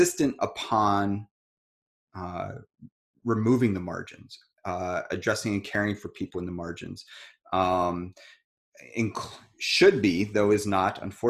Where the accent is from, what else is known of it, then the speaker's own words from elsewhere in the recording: United States; I'm grateful that I was born here. I'm grateful that I'm American